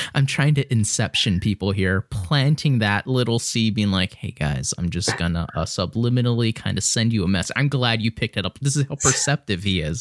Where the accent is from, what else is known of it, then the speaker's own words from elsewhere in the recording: Philadelphia, Pennsylvania, United States; now in Lancaster, United States; I grew up in Philadelphia